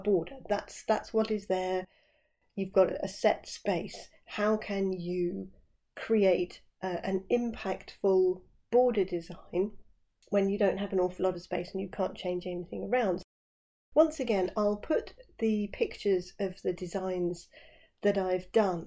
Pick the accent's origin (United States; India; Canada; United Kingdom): United Kingdom; West Sussex, South East England; where I live down here in West Sussex